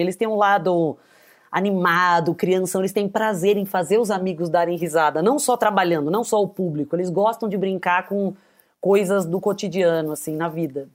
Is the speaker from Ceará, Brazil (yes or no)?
no; ABC Paulista, São Paulo, Brazil; accent: caipira; sou uma atriz comediante, caipira do ABC paulista, mas também com um pé na família italiana